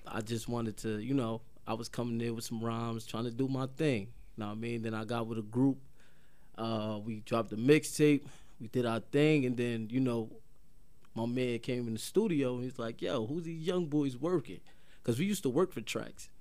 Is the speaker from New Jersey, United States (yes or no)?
yes; Paterson, New Jersey, United States; Patterson, New Jersey